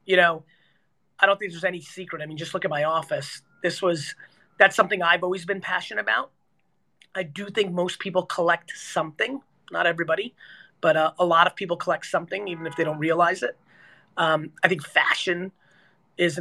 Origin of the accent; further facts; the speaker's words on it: New Jersey, United States; I'm 46 years old and I grew up in Jersey